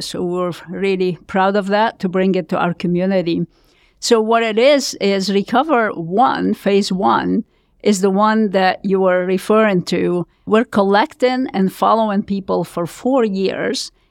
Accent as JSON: {"language": "English", "country": "Lebanon", "tie": "born or raised there", "moved": "as an adult", "said": "I was born in Lebanon, you can tell from my accent, I'm sure"}